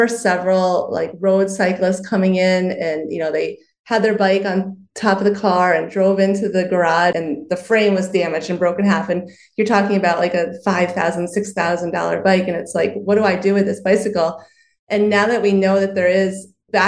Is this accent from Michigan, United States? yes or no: no; New York, United States; I'm a New Yorker as well